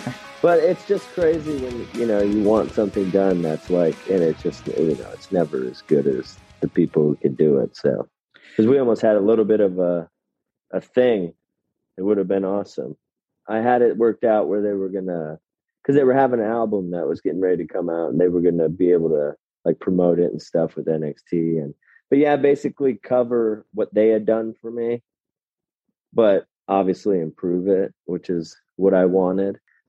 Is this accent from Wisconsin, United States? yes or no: yes; Altoona, Wisconsin, United States; also born or lived in Eau Claire; I was born in Eau Claire, but lived in Altoona.